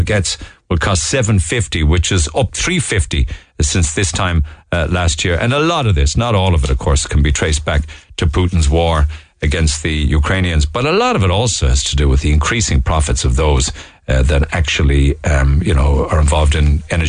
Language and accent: English; Ireland; it is to be Irish and the experiences that we have as Irish people overseas.